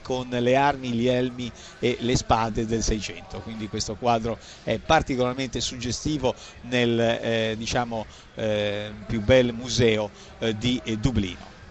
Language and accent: Italian; Liguria, Italy; sono ligure